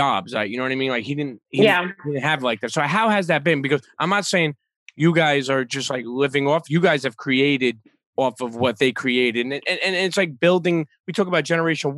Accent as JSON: {"language": "English", "town": "New York City", "region": "New York", "country": "United States", "said": "as a New Yorker"}